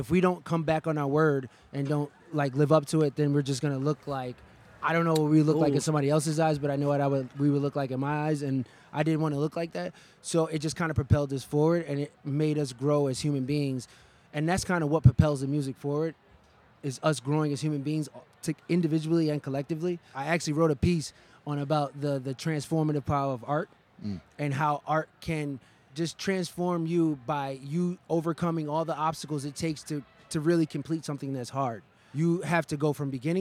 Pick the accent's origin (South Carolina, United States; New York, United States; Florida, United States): New York, United States; now in Chicago, United States; I was born in New York and then I moved to Chicago. So my Harlem influence